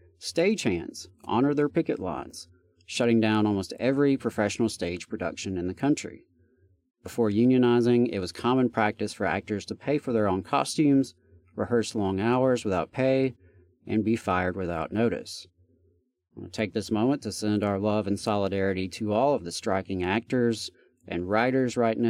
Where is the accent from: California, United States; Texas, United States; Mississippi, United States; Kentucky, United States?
Mississippi, United States; Meridian; now in Huntsville, United States; the Freedom Schools Convention was held in Meridian, Mississippi, my hometown